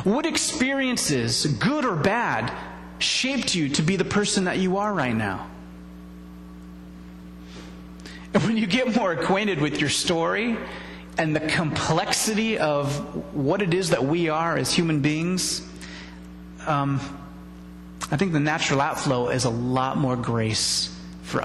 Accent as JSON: {"language": "English", "country": "United States", "said": "we're American"}